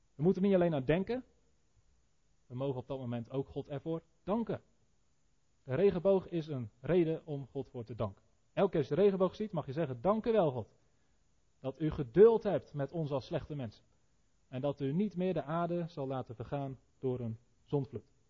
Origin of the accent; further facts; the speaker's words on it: Netherlands; als Nederlanders die onder de zeespiegel wonen